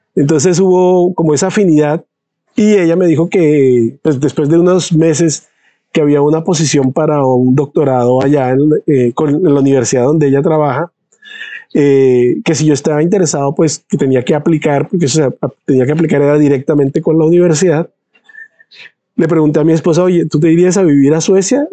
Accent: San Andrés, San Andrés, Providencia and Santa Catalina, Colombia; also born or lived in Bogotá, Colombia; now in Sweden; yo nací en Bogotá, pero desde que tengo un año de edad crecí en San Andrés. Entonces, de hecho, yo me siento sanandresano.

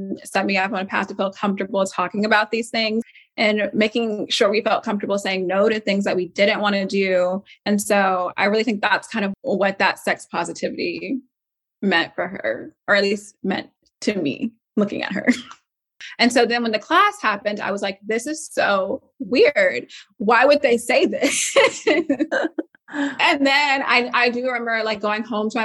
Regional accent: Atlanta, Georgia, United States; I'm from Atlanta, Georgia.

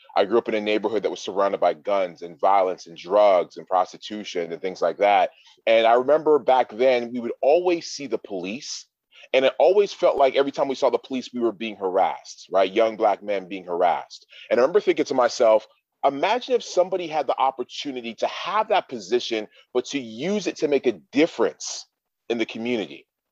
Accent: Toronto, Ontario, Canada; I was born and raised in Toronto, Ontario, Canada

